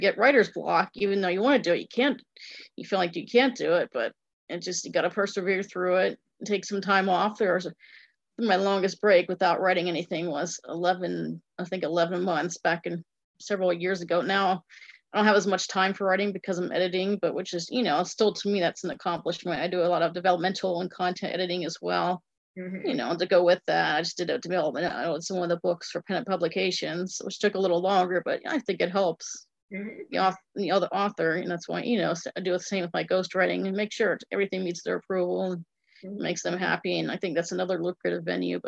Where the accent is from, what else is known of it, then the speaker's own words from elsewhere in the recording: Cranberry Township, Pennsylvania, United States; now in Indiana, United States; my hometown, Cranberry Township